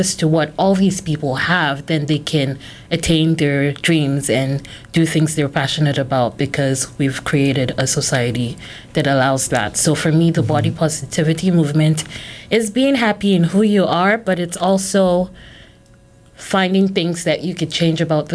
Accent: Nigeria; I'm Nigerian

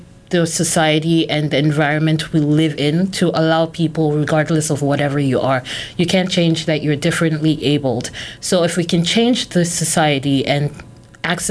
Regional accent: Nigeria; I'm Nigerian

